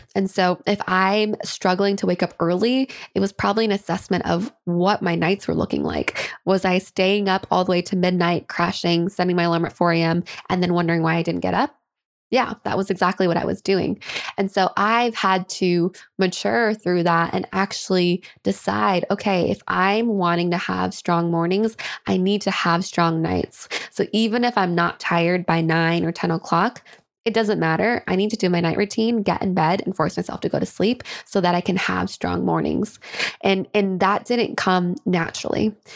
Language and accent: English; Kent, Washington, United States; my hometown of Kent, Washington